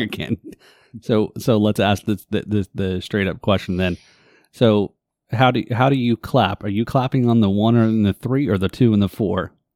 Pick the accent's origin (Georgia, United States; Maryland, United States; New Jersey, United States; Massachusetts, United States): New Jersey, United States; also born or lived in Northeast US; now in Florida, United States; I live in New Jersey. I was born in New Jersey